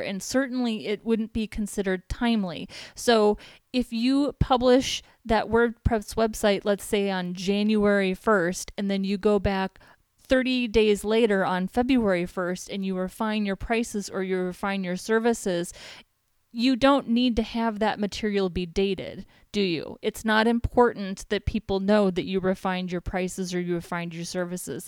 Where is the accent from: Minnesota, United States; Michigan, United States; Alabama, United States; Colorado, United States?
Minnesota, United States; Minneapolis; moved away as an adult; now in San Diego, United States; I'm from Minneapolis, Minnesota.